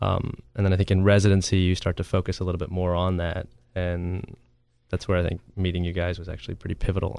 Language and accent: English; Florida panhandle, United States; I'm originally from the panhandle of Florida, the part that none of y'all have ever really heard about.